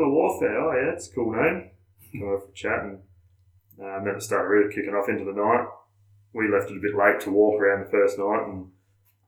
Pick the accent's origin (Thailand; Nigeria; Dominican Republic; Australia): Australia